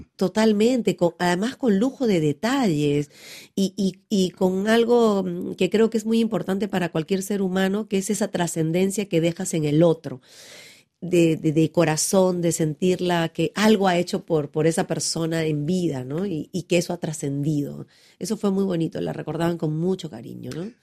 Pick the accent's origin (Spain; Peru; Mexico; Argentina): Peru; Pucallpa, Ucayali; en Pucallpa, donde yo nací